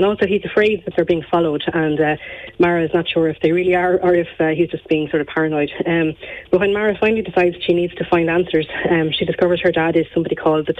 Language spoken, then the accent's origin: English; Gorey, Leinster, Ireland; growing up in Gorey